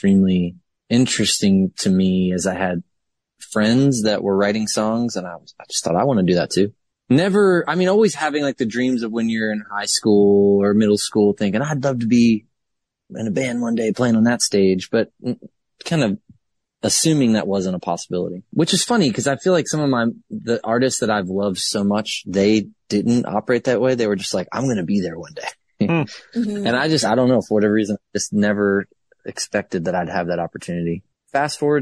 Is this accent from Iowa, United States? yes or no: no; Baltimore, Maryland, United States; moved away as an adult; also born or lived in Savannah, Georgia; I came from the state of Maryland. That's where I was born. I was born in the city of Baltimore